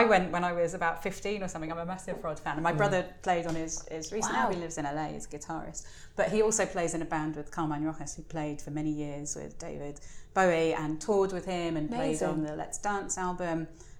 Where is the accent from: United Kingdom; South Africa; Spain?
Spain; Andalusia; I grew up on the Costa del Sol, and my mum and dad worked in timeshare for many years